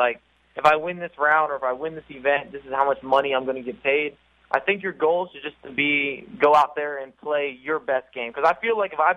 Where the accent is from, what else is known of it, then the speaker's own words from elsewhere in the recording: Houston, Texas, United States; I'm from Houston